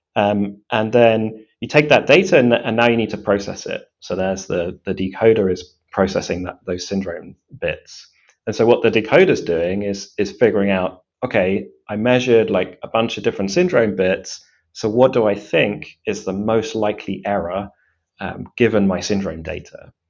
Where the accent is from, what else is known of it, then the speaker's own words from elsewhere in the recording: Cambridge, East of England, United Kingdom; grew up um, in Cambridge